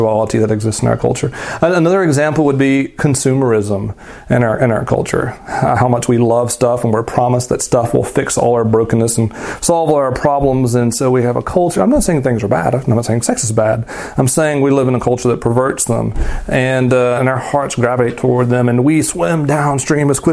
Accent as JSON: {"language": "English", "region": "the South", "country": "United States", "tie": "born or raised there", "said": "I grew up in the South and in rural places"}